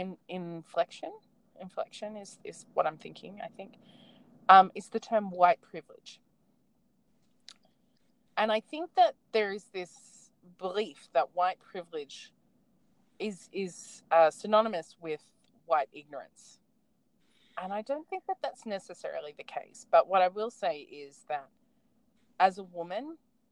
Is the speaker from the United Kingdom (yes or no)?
no; Australia; I'm very proud to come from a country that fights for what they believe is right